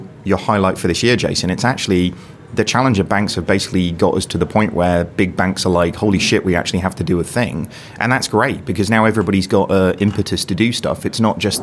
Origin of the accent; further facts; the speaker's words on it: Yorkshire and the Humber, United Kingdom; I'm a Yorkshireman.